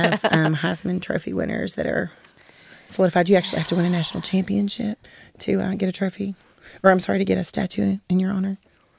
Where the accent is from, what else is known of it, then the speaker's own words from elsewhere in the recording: West Virginia, United States; moved away; I grew up in West Virginia